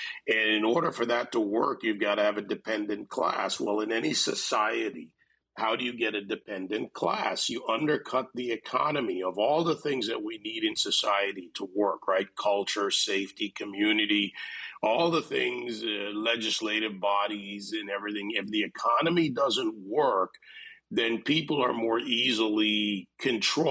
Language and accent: English; Jamaica; born or raised there; also born or lived in Gilbertsville, New York; now in Miami, United States